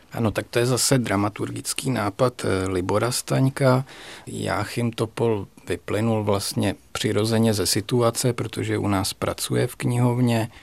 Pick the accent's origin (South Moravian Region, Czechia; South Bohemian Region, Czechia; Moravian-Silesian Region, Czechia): South Bohemian Region, Czechia; Strakonice; pocházím ze Strakonic původem